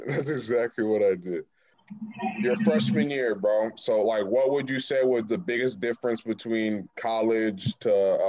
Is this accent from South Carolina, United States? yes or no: no; New Jersey, United States; accent: Jersey; the only part of my Jersey accent I still have is I still say Jordan.